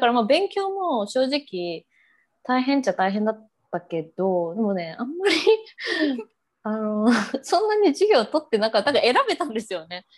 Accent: Japan; moved away as an adult; now in Brisbane, Australia; 私は日本から来てて、まあ、こういうアクセントあるみたいな

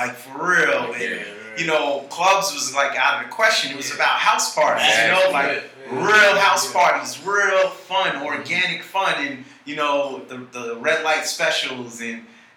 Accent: New York City, New York, United States; moved away; also born or lived in Atlanta, Georgia; I'm from Staten Island, New York, Shaolin. I'm from the areas of Port Richmond and Manus Harbor

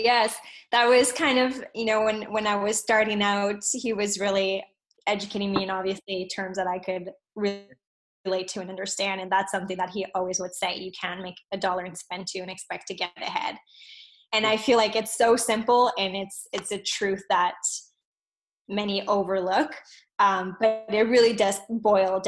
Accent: Montreal, Quebec, Canada; also born or lived in Alberta; I was actually born in Alberta and then moved here to Montreal when I was about six

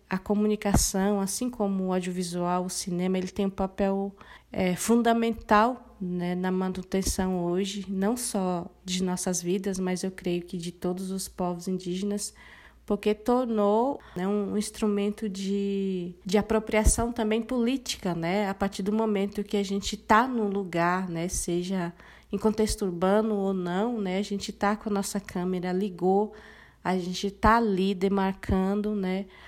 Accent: Dourados, Mato Grosso do Sul, Brazil; Eu sou de Mato Grosso do Sul, eu sou Guarani Kaiowá, eu nasci é, e me criei num contexto de aldeia, né? Eu sou da, da aldeia Jaguapiru, né? Que ela fica no município de Dourados

